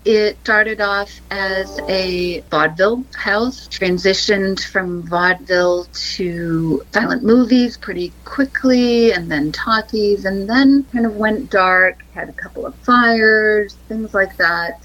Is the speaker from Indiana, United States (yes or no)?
no; Dartmouth, Massachusetts, United States; Dartmouth, my hometown, which is a suburb of New Bedford.